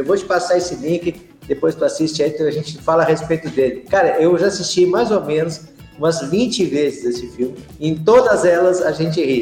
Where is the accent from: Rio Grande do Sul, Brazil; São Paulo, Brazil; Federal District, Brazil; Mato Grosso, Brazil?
Rio Grande do Sul, Brazil; Bagé; also born or lived in Jataí, Goiás; lá na minha região, lá em Bagé, nós temos um, um distrito